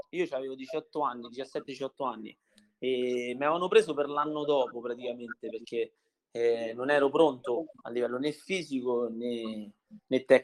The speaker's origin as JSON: {"language": "Italian", "town": "Viterbo", "region": "Lazio", "country": "Italy", "tie": "born there", "said": "Sono nato a Viterbo."}